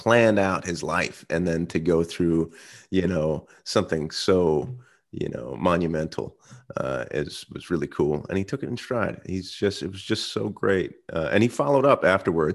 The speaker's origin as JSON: {"language": "English", "town": "Stroudsburg", "region": "Pennsylvania", "country": "United States", "tie": "born or raised there", "said": "we grew up in Stroudsburg, Pennsylvania"}